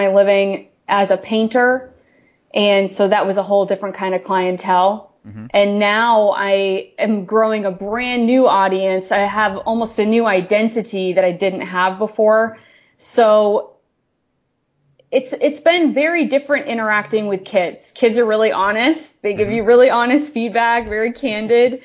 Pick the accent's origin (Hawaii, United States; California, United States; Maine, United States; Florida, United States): Maine, United States; Maine is a very rural place, and I grew up in a very rural part of Maine.